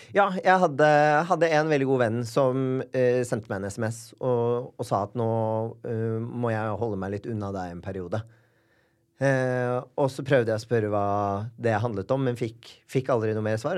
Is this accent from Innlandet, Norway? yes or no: no; Bærum, Akershus, Norway; Født og oppvokst eh